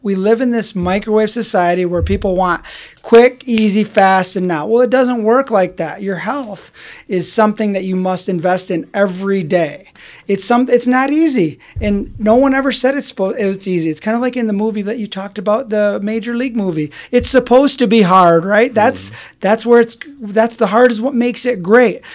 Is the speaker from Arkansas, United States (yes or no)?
no; Grand Rapids, Michigan, United States; I was born and raised in Grand Rapids, Michigan